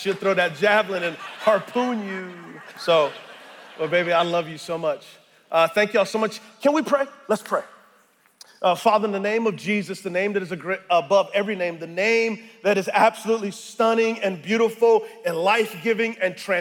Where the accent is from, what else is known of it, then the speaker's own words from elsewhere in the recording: San Antonio, Texas, United States; moved away; I'm originally from San Antonio, Texas